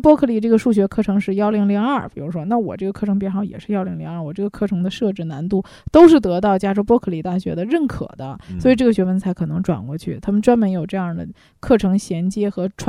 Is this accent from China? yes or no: yes; China; 我们中国人